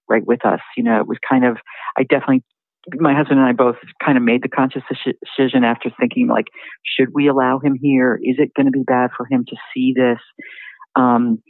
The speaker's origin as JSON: {"language": "English", "town": "Newton", "region": "Massachusetts", "country": "United States", "tie": "born or raised there", "also_born_or_lived": "New York / Washington, D.C.", "moved": "as an adult", "said": "I grew up outside Boston in a suburb. Mm-hmm. And I had lived in New York and DC. And when I met my husband and we had our son, we ended up moving to my hometown, which was Newton, Massachusetts."}